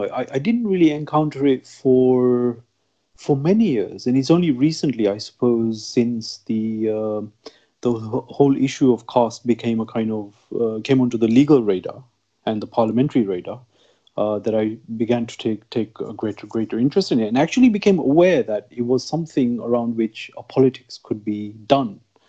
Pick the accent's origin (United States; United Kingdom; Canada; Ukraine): United Kingdom; Growing up in Britain, and even during my university days and so on, I never really encountered any kind of stigma.